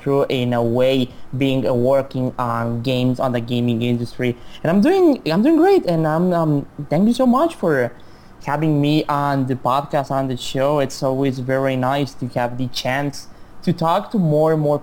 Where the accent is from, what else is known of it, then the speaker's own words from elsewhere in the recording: Chihuahua, Mexico; English is a second language; my hometown is called Chihuahua, like the dog.